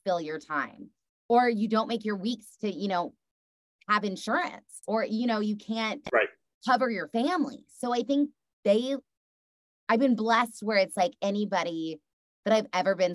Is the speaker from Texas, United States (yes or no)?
yes; Texas, United States; being from the South and being a Texas girl